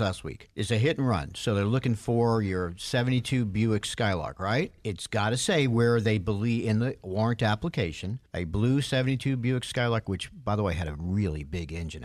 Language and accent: English; New York, United States; now in Atlanta, United States; I grew up in New York